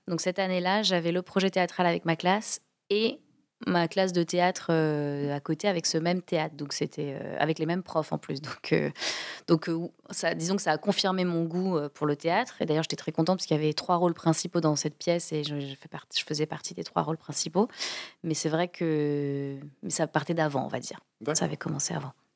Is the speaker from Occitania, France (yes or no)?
yes; Toulouse, Occitania, France; moved away as an adult; also born or lived in Rouen / England; j'ai grandi à Toulouse, euh, du coup j'étais au collège Michelet, qui est un, collège du centre-ville de Toulouse